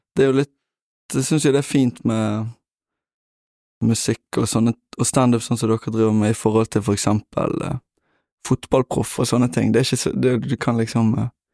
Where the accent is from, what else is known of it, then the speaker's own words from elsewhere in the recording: Bergen, Vestland, Norway; Jeg er fra Bønes